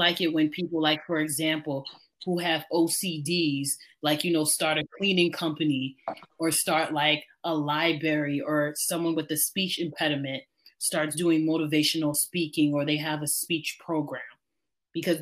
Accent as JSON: {"language": "English", "region": "New York", "country": "United States", "said": "as a New Yorker"}